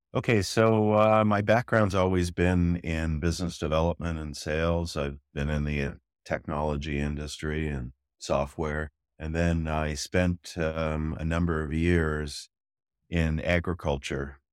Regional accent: Toronto, Ontario, Canada; moved away as an adult; also born or lived in Newfoundland / Netherlands; now in Israel; I'm from Toronto for most of mm-hmm. my life, mm-hmm. originally mm-hmm. from an island off the East Coast called Newfoundland

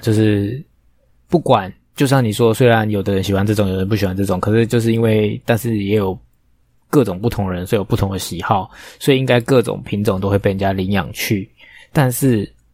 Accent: Taipei, Taiwan; 通化夜市，好丢脸哦！我在那边出生

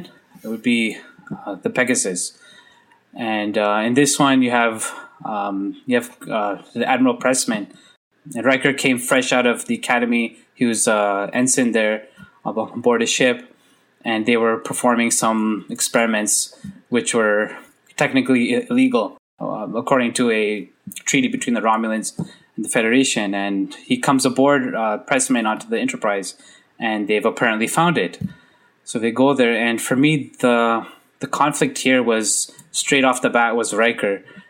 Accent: Canada; as a visible minority growing up in Canada, I'm in Canada.

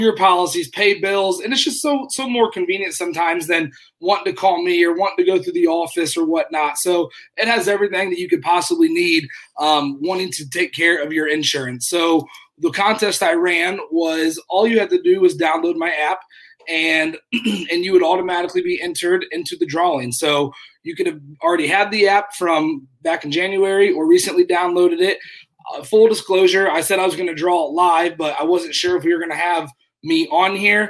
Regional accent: Rochester, Indiana, United States; now in Indianapolis, United States; I'm from Rochester, where the show's at. I live down in Indianapolis now.

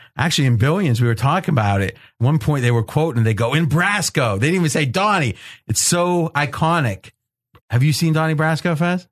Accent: Ohio, United States; I grew up and was in Ohio

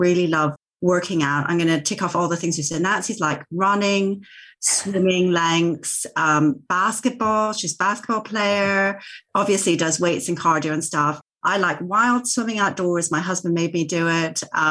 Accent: Vancouver, British Columbia, Canada; moved away as an adult; also born or lived in Tokyo; now in England; I am Japanese Canadian, born in Vancouver, traveled around quite a bit post-university

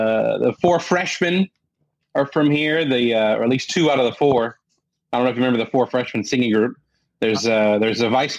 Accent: Columbus, Indiana, United States; Yes, sixth ranked city in the country for architecture, and it's a beautiful town. I mean, they call it Athens on the Prairie is what they call it.

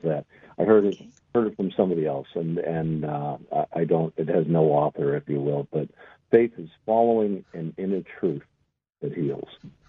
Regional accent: Ireland; It's March. It's St. Patrick's Day. I'm Irish and all the rest of it.

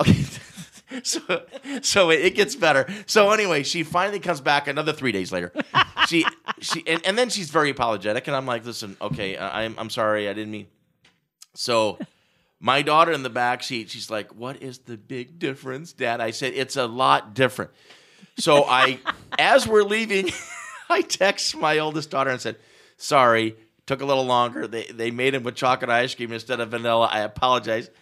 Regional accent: Omaha, Nebraska, United States; born and raised in Omaha

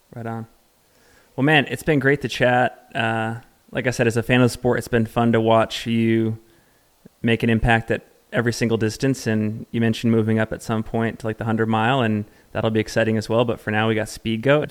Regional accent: Salt Lake City, Utah, United States; my hometown, Salt Lake City, Utah

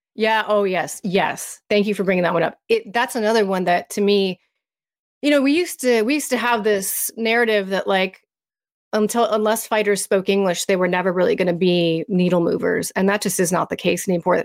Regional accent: United States; as an American

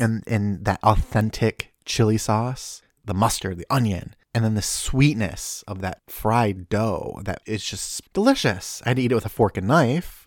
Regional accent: Detroit, Michigan, United States; we're from the Detroit area

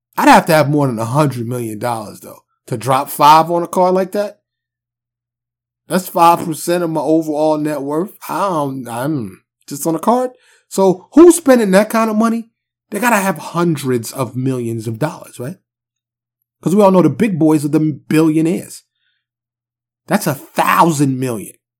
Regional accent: New York City, New York, United States; now in Dallas, United States; I'm from New York City

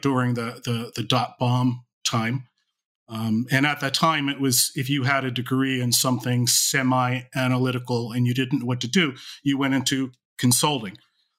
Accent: Philadelphia, Pennsylvania, United States; I grew up in the Philadelphia area, have lived here all my life. I still live in the Philadelphia area.

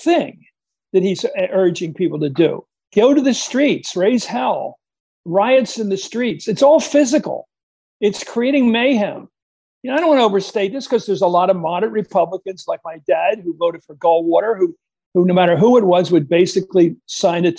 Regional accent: Pennsylvania, United States; when I was growing up in Pennsylvania

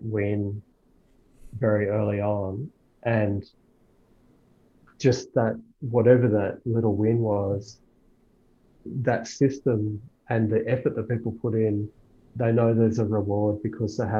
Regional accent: Australia; I'm only Australian, I know no other languages

